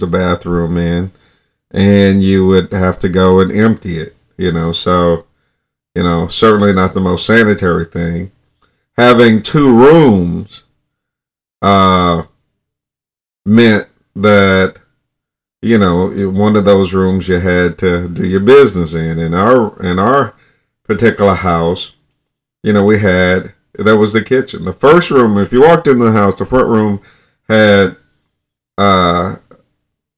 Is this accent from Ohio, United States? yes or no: no; North Alabama, United States; when I was a child, I grew up in North Alabama in 1960s